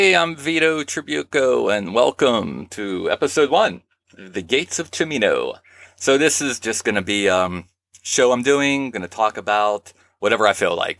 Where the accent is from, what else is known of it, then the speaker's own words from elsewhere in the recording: Pittsburgh, Pennsylvania, United States; Pittsburgh, Pennsylvania, my hometown